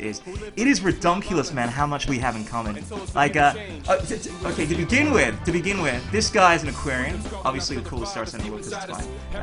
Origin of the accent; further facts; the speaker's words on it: Melbourne, Victoria, Australia; born or raised there; also born or lived in Ghana